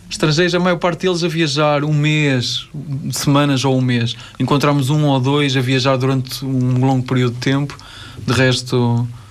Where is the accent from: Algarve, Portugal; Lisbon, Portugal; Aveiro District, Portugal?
Aveiro District, Portugal; Ovar; Ovar é a minha terra